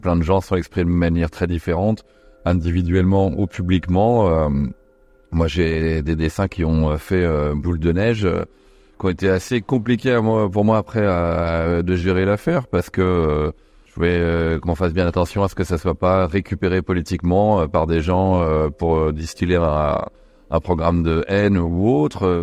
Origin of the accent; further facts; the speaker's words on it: Nantes, Pays de la Loire, France; J'ai grandi à Nantes, donc il y avait Royal Deluxe